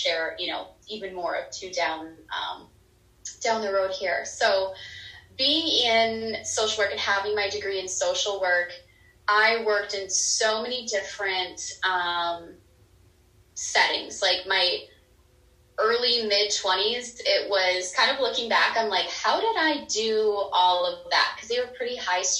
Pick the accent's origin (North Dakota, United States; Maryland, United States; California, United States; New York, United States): North Dakota, United States; moved away as an adult; now in Phoenix, United States; I am originally from North Dakota. I grew up there. I lived there for about 28 years of my life.